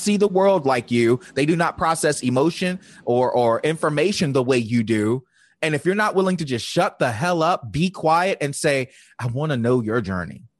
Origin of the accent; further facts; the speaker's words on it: Virginia, United States; I grew up in the Bible Belt of Virginia